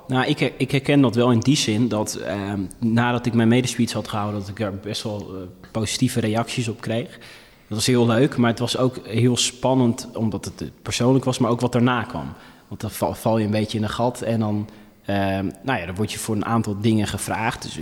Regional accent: Ethiopia; now in Netherlands; het voordeel dat ik uit Ethiopië kom... is dat ik ondanks mijn lengte wel stevige billen

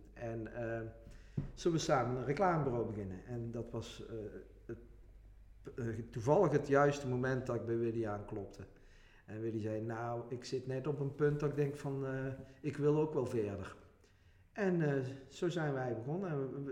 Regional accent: Venray, Limburg, Netherlands; ik kom uit Venray, woon ook in Venray.

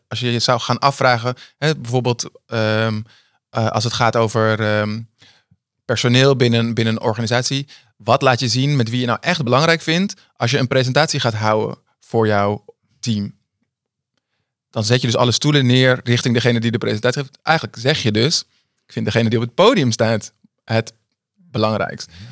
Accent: Amsterdam, North Holland, Netherlands; ik ben in Amsterdam opgegroeid

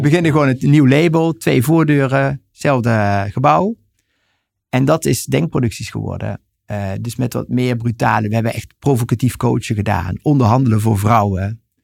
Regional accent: Helden, Limburg, Netherlands; ik ben geboren en getogen in Helden, Noord-Limburg

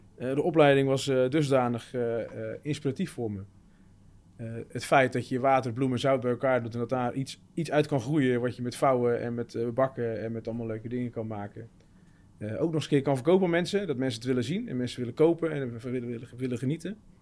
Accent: Terneuzen, Zeeland, Netherlands; Ik kom zelf uit Zeeuws-Vlaanderen, Terneuzen

